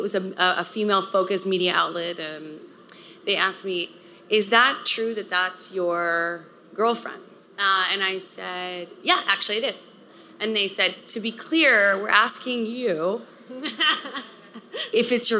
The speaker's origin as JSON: {"language": "English", "region": "Texas", "country": "United States", "tie": "born or raised there", "said": "I grew up in the South in a conservative part of Texas"}